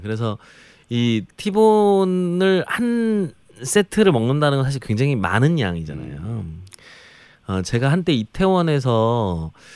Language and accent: Korean; Jeolla, South Korea; 그래서 저는 전라도 출신인데